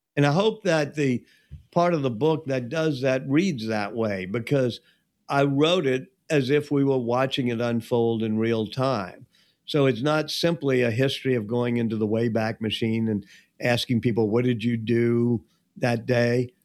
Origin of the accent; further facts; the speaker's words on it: Louisiana, United States; when I was growing up in Louisiana, I had a mentor, uh, Walker Percy